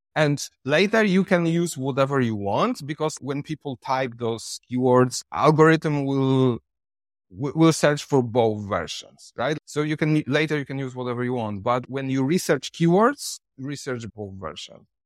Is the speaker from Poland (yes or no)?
yes; Poland; English is a second language; moved away as an adult; now in Thailand; I come from Poland, but now I live in Thailand since six years.